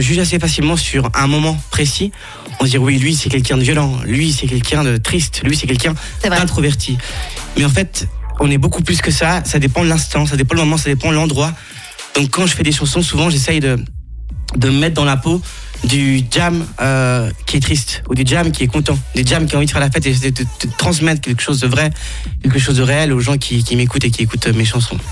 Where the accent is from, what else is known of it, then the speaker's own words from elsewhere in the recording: Geneva, Switzerland; also born or lived in Ecuador; j'ai grandi à Genève